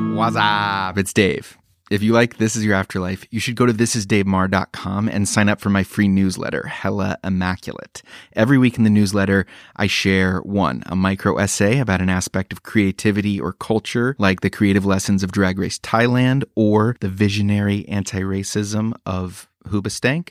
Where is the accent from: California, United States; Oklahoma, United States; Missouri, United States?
Oklahoma, United States; I grew up as a kid, a little kid in Oklahoma